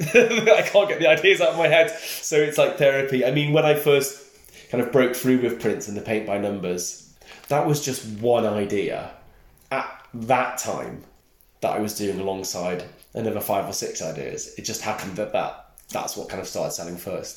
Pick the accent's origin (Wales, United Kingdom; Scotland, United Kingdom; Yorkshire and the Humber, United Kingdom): Wales, United Kingdom; Snowdonia; accent: Welsh; moved away; I grew up in Snowdonia, where there is colour, but it's quite dark and bleak quite a lot of the time.